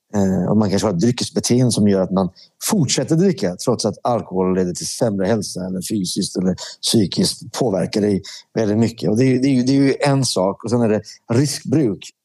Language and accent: Swedish; Sweden; also born or lived in Iran; jag växte upp med i Sverige